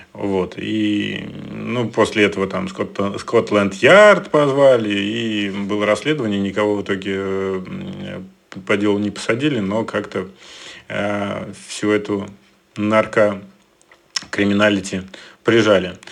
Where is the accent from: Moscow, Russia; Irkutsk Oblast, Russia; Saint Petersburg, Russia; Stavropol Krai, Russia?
Moscow, Russia; я москвич